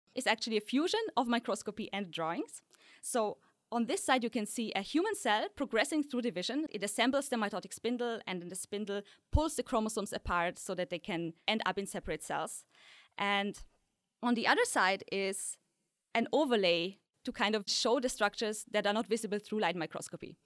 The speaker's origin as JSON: {"language": "English", "country": "Poland", "tie": "born or raised there", "also_born_or_lived": "Austria", "moved": "yes", "said": "I was born in Poland, a tiny village, so there were really no scientists around"}